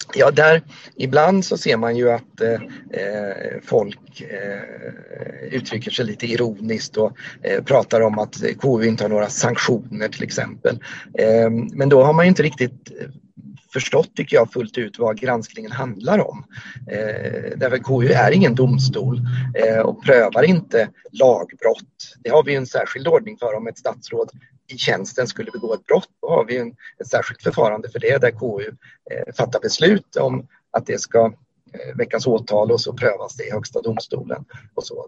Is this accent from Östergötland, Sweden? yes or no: yes; Ödeshög, Östergötland, Sweden; also born or lived in Motala; now in Norrköping, Sweden; annars är jag eh, östgöte, eh, om man ska använda lite andra etiketter, uppvuxen mm. i Ödeshög